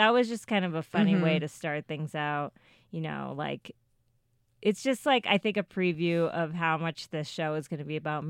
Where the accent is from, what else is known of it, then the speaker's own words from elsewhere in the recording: Ithaca, New York, United States; I was born in Ithaca, New York.